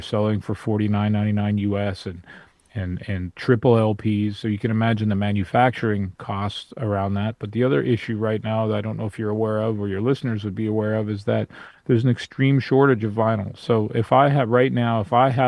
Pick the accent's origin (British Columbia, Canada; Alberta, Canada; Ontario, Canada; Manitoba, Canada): British Columbia, Canada; Vancouver; I'm from Vancouver, I'm on the West Coast.